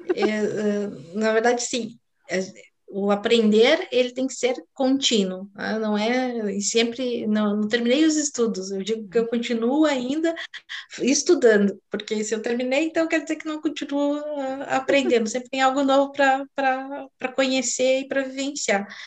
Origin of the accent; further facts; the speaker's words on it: South Region, Brazil; eu sou do sul do Brasil